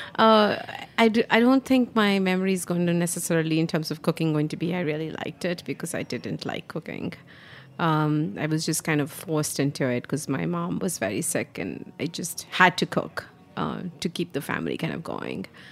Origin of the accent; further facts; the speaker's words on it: India; moved away as an adult; now in New York City, United States; growing up in India